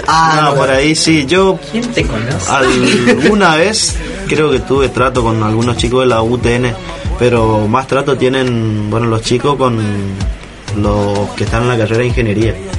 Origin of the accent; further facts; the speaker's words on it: La Escondida, Chaco, Argentina; moved away as an adult; now in Resistencia, Argentina; yo vengo del interior, soy del interior del Chaco, un pueblo llamado La Escondida